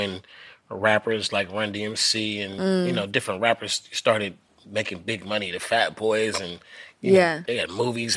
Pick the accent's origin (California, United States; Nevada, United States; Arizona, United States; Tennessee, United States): California, United States; Oakland; I come from East Oakland